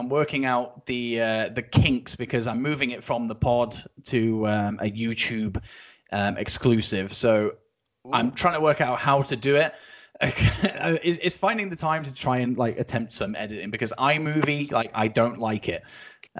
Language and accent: English; Scotland, United Kingdom; I was born and bred in Scotland, so I'm Team Scotland